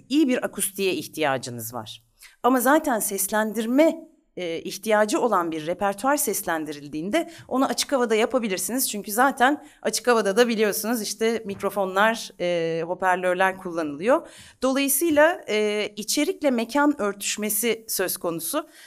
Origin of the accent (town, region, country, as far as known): Ankara, Turkey; moved away as an adult; also born or lived in Italy; now in Istanbul, Turkey